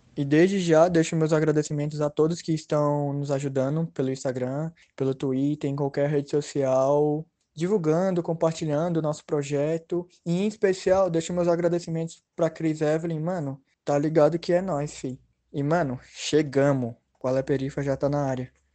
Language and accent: Portuguese; Ceilândia, Federal District, Brazil; nascido e criado na Ceilândia, assim como Luiz